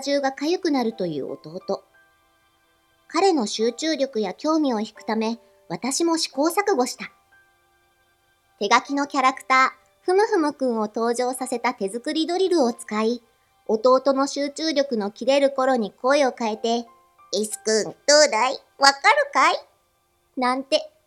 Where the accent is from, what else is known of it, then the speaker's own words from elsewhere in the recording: Asahikawa, Hokkaido, Japan; moved away as an adult; also born or lived in Tokyo; 私は北海道旭川市で育った